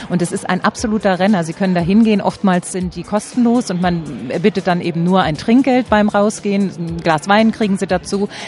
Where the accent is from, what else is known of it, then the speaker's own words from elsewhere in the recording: Berlin, Germany; ich bin auch in Berlin geboren